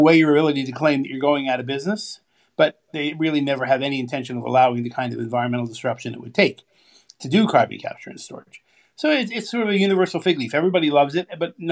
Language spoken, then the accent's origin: English; California, United States; I grew up in California.